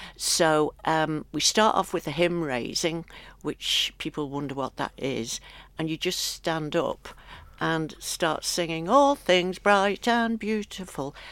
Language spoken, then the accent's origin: English; Isle of Man; moved away as an adult; also born or lived in London; when I got back home, I'd always done the Stedfords as a child, and they used to be prolific all over the island.